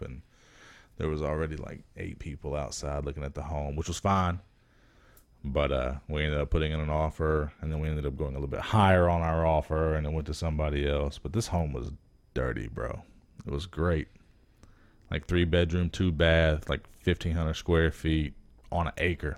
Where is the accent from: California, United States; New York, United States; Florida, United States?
Florida, United States; Miami; I'm from Miami